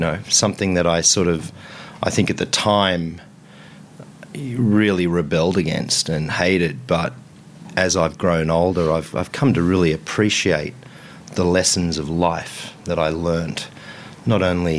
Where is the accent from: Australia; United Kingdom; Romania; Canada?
Australia; Mittagong, New South Wales; Well, I grew up in Mittagong, which is right next door to Bowral.